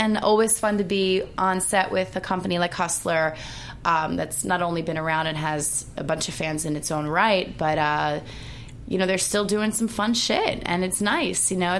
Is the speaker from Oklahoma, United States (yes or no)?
no; Long Island, New York, United States; accent: slight Long Island; now in Los Angeles, United States; I am from Long Island, New York, about... 3 hours. There it is. Western Suffolk County. The accent's slight. Most of my family doesn't have a heavy one, but my dad's side that originally is from Brooklyn, they have a little more of a heavy accent.